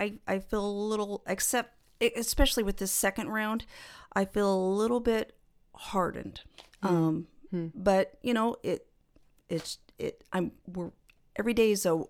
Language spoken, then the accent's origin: English; North Bend, Nebraska, United States; I grew up in this area. I grew up in North Bend, and then went to school at Kearney State for several years.